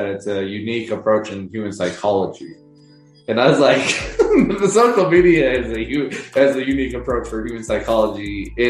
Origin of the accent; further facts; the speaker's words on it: United States; And so as an American